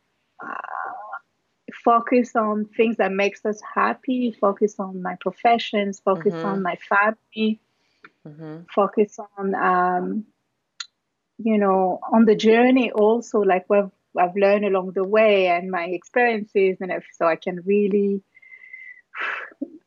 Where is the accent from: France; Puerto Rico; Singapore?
France; Paris, Île-de-France; moved away as an adult; also born or lived in New York, United States / Martinique; now in Los Angeles, United States; I was born in Paris, and it was just my parents and my brothers